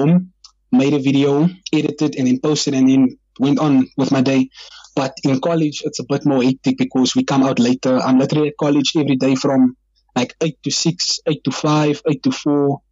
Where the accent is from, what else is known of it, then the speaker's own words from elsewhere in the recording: Kraaifontein, Western Cape, South Africa; I am from Kraaifontein, and I'm, like, proud of it